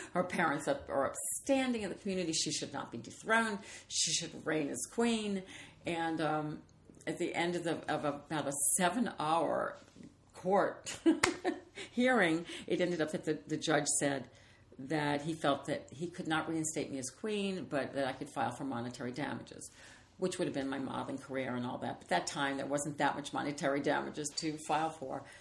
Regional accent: New Orleans, Louisiana, United States; moved away; I'm from New Orleans

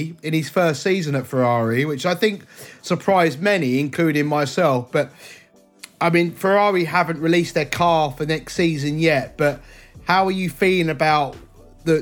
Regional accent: England, United Kingdom; as an Englishman

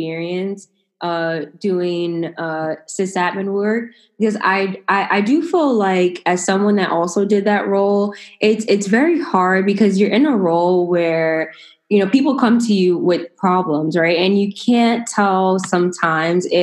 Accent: New York, United States; I'm from New York

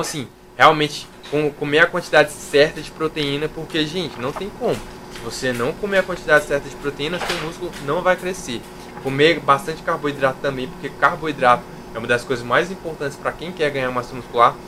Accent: interior of Minas Gerais, Brazil; eu sou de Minas Gerais, sou do interior de Minas

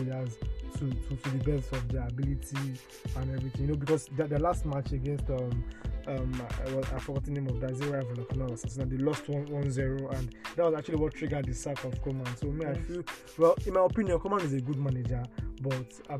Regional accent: Nigeria; as a Nigerian

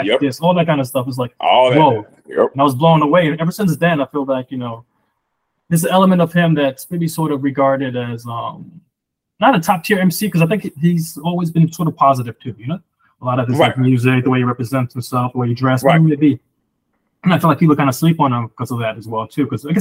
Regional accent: Chicago, Illinois, United States; I grew up in Chicago, like, I spent my like mostly my junior high years and my high school years out there

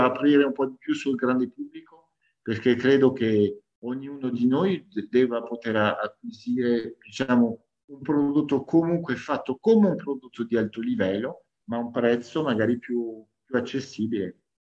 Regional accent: France; now in Italy; sono cresciuto in Francia a livello umano

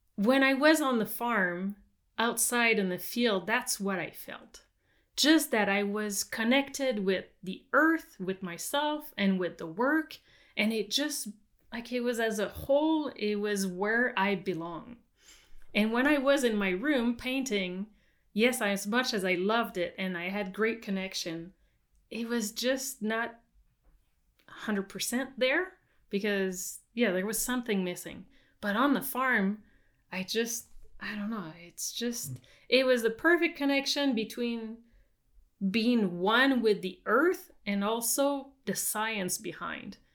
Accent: south of Montreal, Quebec, Canada; English is a second language; moved away as an adult; also born or lived in California; now in British Columbia, Canada; I was born in Quebec

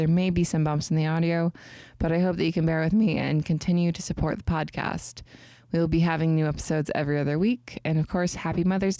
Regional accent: Panama City, Florida, United States; now in Tennessee, United States; I was born in 2001. I was born in Panama City, Florida.

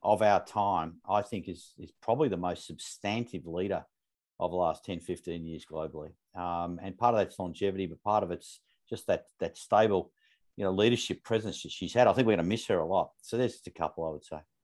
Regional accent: Melbourne, Victoria, Australia; I grew up, that's where I grew up in Northern Suburbs of Melbourne

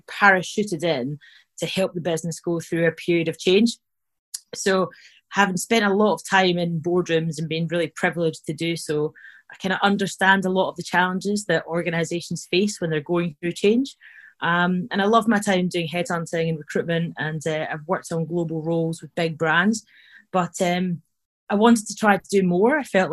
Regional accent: Scotland, United Kingdom; you probably can tell I'm from Scotland

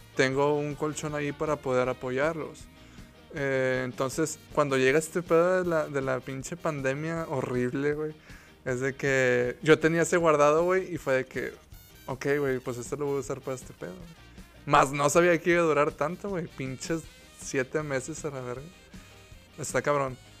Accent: Mexico; como mexicano

